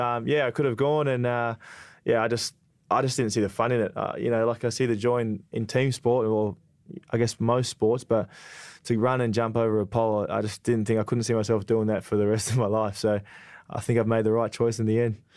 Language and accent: English; Perth, Western Australia, Australia; I was a, a big West Coast man growing up in Perth